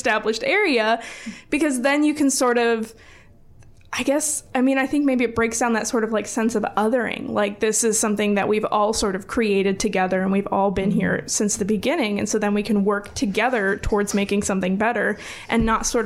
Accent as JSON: {"language": "English", "town": "Valparaiso", "region": "Indiana", "country": "United States", "tie": "born or raised there", "said": "I grew up in Valpo and I went to like a predominantly white school for all of my schooling"}